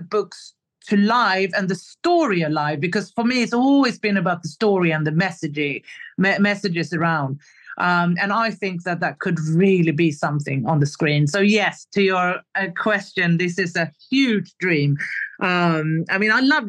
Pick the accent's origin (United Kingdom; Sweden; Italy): Sweden; Stockholm, Stockholm County; moved away as an adult; now in Stockholm, Sweden; a big move back to my home country, to Stockholm, Sweden